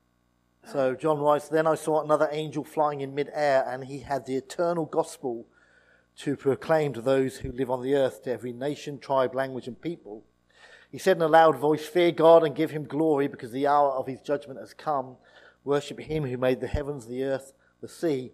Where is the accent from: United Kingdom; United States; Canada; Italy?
United Kingdom; East Anglia, East of England; I grew up in East Anglia